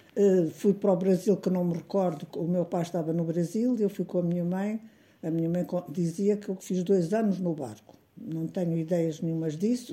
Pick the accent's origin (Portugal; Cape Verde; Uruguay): Portugal; Canas de Senhorim, Viseu; also born or lived in Brazil; nasci em Canas Senhorim, uh, a 8 de dezembro de 1931